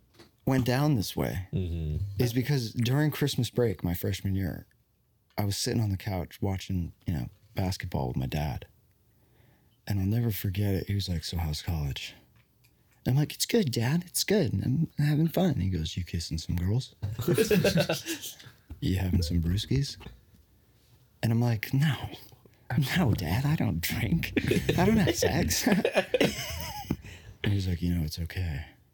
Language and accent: English; Connecticut, United States; born or raised there